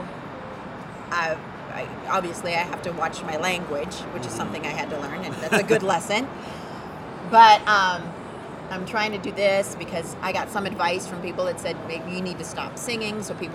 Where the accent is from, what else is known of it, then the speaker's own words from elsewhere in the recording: Las Vegas, Nevada, United States; I love this town because it's my hometown